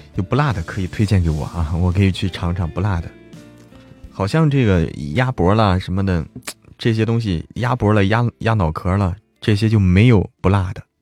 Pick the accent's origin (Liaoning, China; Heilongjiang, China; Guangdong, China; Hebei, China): Hebei, China; Zhangjiakou; 我家乡哪里的？张家口